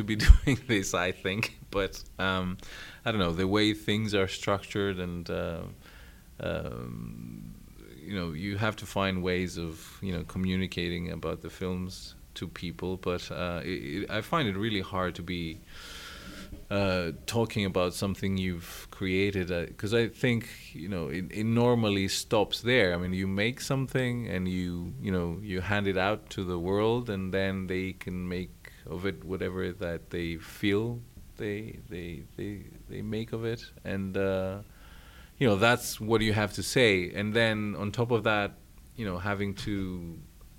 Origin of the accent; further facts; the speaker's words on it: Greece; you are taught most of these tragedies and about those writers in school in Greece